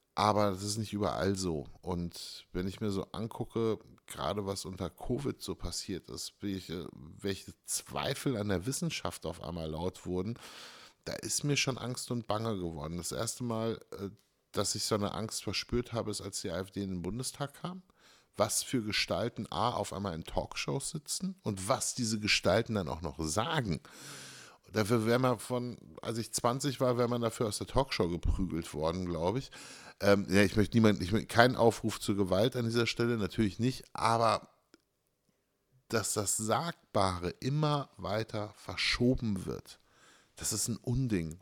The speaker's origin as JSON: {"language": "German", "country": "Germany", "tie": "born or raised there", "said": "ich bin sehr froh in Deutschland geboren zu, sein."}